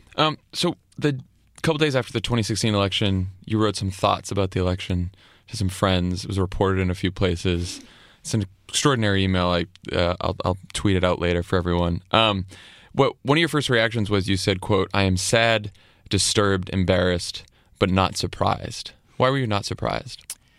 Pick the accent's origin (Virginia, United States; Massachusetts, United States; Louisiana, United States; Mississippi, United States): Massachusetts, United States; my home state, Massachusetts